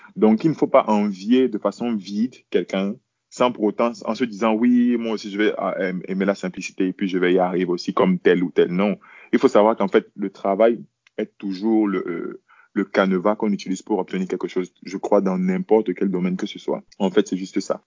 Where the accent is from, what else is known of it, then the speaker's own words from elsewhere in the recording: Yaoundé, Centre, Cameroon; je suis né à Yaoundé